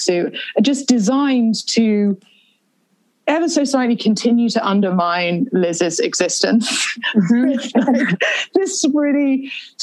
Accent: United Kingdom; I, being very British

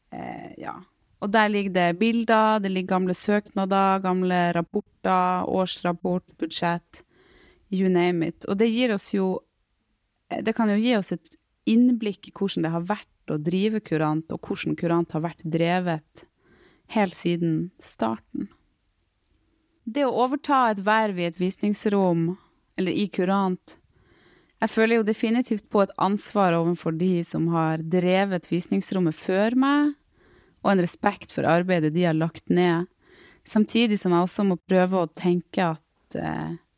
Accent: Storfjord, Troms, Norway; now in Tromsø, Norway; Jeg kommer fra Storfjord i Troms.

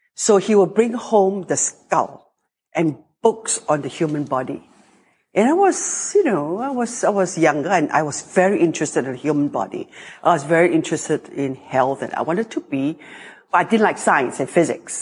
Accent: Singapore; also born or lived in France; I grew up in Singapore, which is 700,000 people.

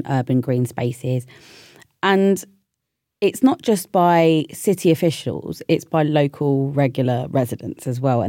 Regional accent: London, United Kingdom; I'm a city girl, born and bred in London

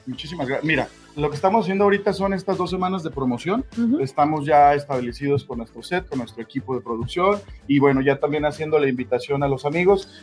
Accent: Tonalá, Jalisco, Mexico; Los que somos eh, nacidos, crecidos y que somos aquí habitantes de Tonalá

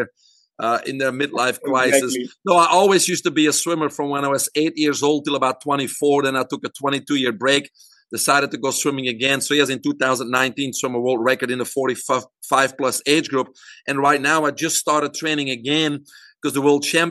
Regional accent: Belgium; moved away as an adult; now in United States; I'm originally from Belgium. I grew up there, single mom and a brother, and went to university there

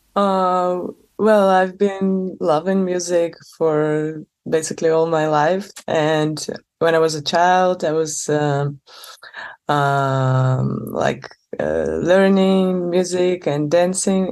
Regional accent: Moscow, Russia; moved away as an adult; also born or lived in St. Petersburg, Russia; now in Barcelona, Spain; I was born in Moscow and uh, most of my life I spent there

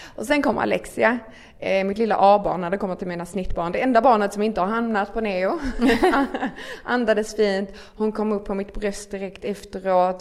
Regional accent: near Malmö, Skåne, Sweden; accent: Scanian (Skåne dialect implied); bor inte i Stockholm som ni kanske hör på min otroligt vackra dialekt. ni bara behöver översättning. eh, bor i, eh, lite utanför Malmö

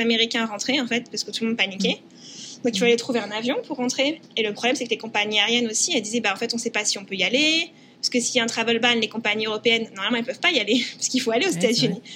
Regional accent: France; now in United States; en tant que Français

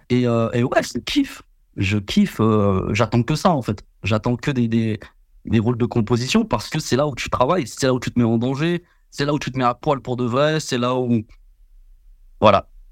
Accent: France; en France, on est des putains d'Avengers

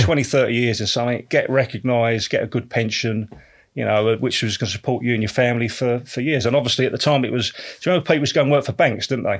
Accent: Canvey Island, East of England, United Kingdom; also born or lived in Canning Town, London; we moved down when we were sort of, uh, probably about two or three years of age. Moved down to Canvey Island

